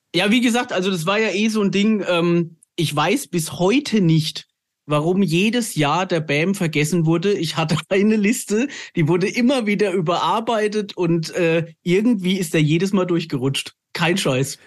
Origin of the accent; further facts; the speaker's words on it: Lower Franconia, near the Hesse border, Bavaria, Germany; also born or lived in Frankfurt; wir sind Unterfranken, aber ich war sehr, sehr lange in Hessen auf der Schule und ich habe an der Grenze zu Hessen gewohnt und von daher bin ich eigentlich halber Hesse, halber Bayer